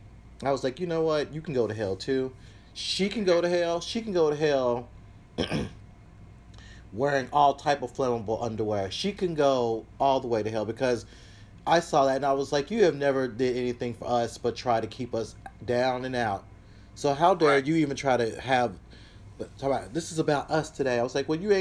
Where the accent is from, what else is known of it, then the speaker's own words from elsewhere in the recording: the South, United States; I'm from the South, so grew up with guns in the house